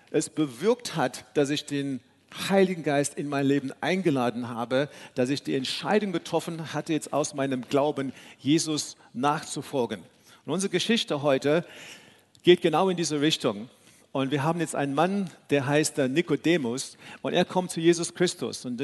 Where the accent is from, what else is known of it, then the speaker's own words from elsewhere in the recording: South Africa; moved away; So wie viele, viele von euch wissen, äh, bin ich in Südafrika aufgewachsen, in einer ganz anderen Kultur.